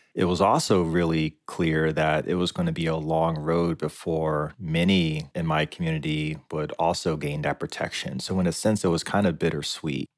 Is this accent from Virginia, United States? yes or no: yes; Lynchburg, Virginia, United States; I grew up in Lynchburg, Virginia